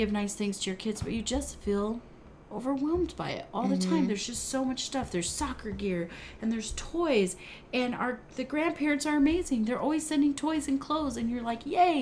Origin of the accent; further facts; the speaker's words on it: United States; we grew up in America